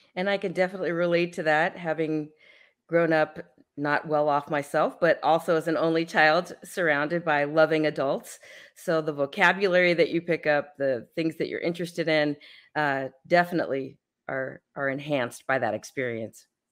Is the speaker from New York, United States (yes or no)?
no; San Francisco, California, United States; moved away as an adult; My hometown of San Francisco, where I was born, I don't live in California anymore